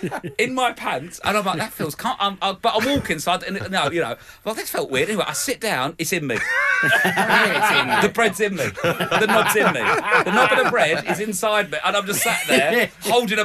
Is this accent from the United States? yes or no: no; London, United Kingdom; I think I'm from South East London.